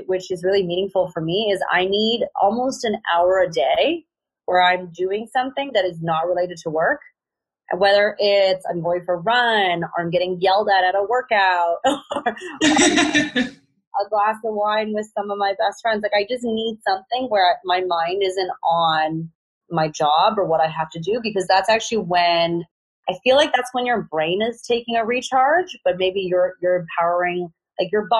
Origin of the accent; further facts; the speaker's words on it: Vancouver, British Columbia, Canada; I'm from Vancouver.